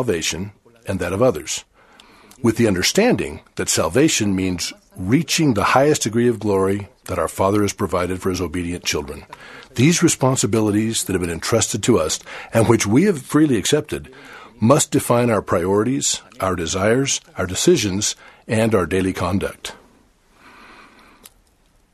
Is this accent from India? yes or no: no; Chile; I was only 12 years old when the missionaries arrived for the first time to preach in the city where I was born in Chile.